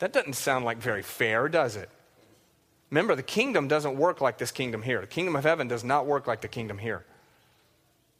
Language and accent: English; the South, United States; I grew up in the South, and it was filled with these gospel quartets